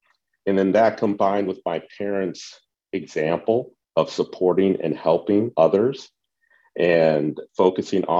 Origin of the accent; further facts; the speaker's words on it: Cleveland, Ohio, United States; I grew up in the Cleveland area